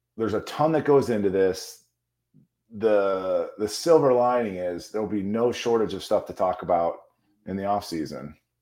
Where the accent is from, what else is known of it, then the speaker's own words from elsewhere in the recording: Chicago, Illinois, United States; I grew up in Chicago